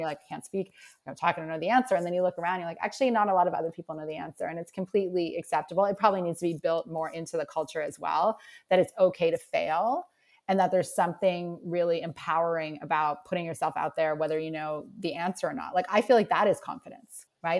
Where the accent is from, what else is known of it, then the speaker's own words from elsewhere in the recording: Nova Scotia, Canada; moved away; I'm originally from Nova Scotia and I feel like I'm just sort of girl from Canada